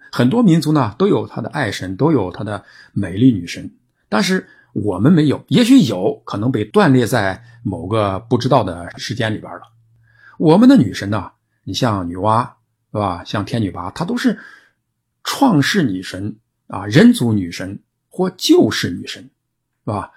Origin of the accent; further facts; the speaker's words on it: China; 我们中国人